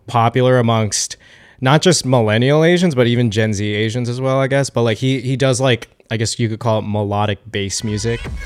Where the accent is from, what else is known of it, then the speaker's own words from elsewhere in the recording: New York, United States; I'm from New York